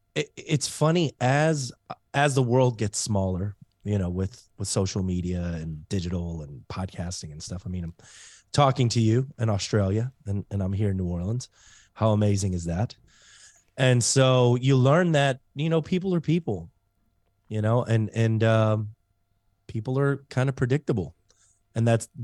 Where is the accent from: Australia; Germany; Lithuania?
Germany; So I grew up in Germany mainly. My dad was in the military. And man, when you get swept up every 3 years, you learn heartbreak very early on in life.